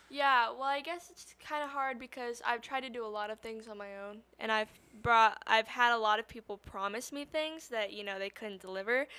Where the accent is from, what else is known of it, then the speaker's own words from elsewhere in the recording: Las Vegas, Nevada, United States; I'm from Las Vegas originally